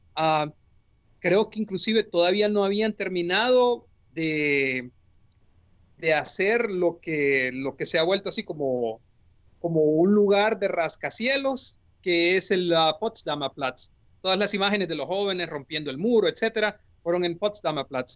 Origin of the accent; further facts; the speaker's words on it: Honduras; moved away as an adult; also born or lived in Tübingen, Germany / Bonn, Germany